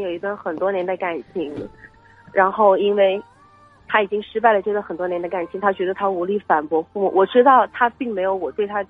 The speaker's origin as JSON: {"language": "Chinese", "region": "Guangdong", "country": "China", "tie": "born or raised there", "lives_now": "Guangzhou, China", "said": "我是一个土生土长的广东女孩儿"}